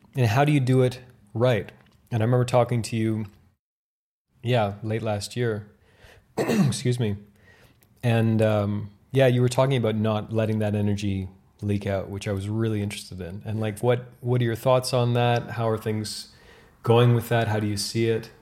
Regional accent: Canada; I am Canadian after all

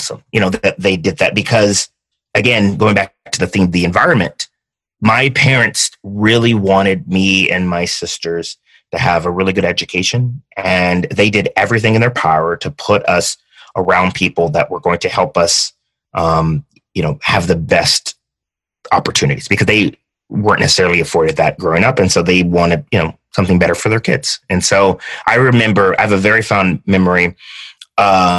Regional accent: San Diego, California, United States; also born or lived in Kansas City, Missouri / Hawaii; I like to say I'm more San Diegan than most San Diegans. I was born in Kansas City, Missouri. My dad was in the Navy. So when I was 4, we moved to Hawaii. And then we stayed there for a year, and then we ended up getting to San Diego

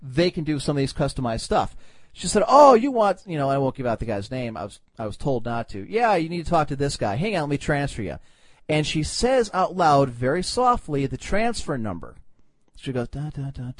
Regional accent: Cleveland, Ohio, United States; I'm from Cleveland

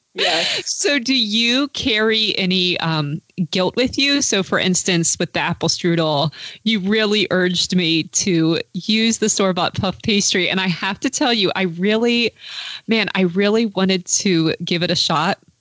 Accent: United States; as an American

